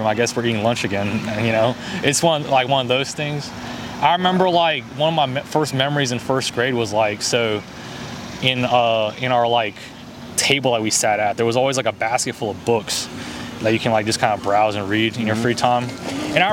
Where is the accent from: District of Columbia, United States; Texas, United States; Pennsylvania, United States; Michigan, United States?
Texas, United States; also born or lived in China; I grew up in Texas